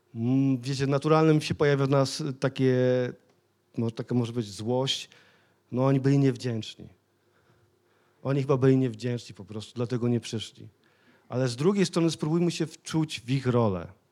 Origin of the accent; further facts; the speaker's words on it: Sosnowiec, Silesian Voivodeship, Poland; pochodzę z Sosnowca, bo wielu z was wie, ale mieszkałem naprawdę w takich terenie, gdzie inni ludzie się bali przejść tamtędy